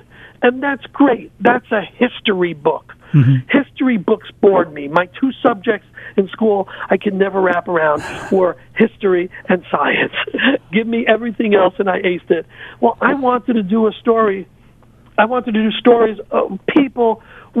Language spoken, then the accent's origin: English; New Haven, Connecticut, United States; also born or lived in Bronx, New York; I grew up in New Haven. I was born in the Bronx, lived in the Bronx for 10 years, and then most of my life I lived in the New Haven area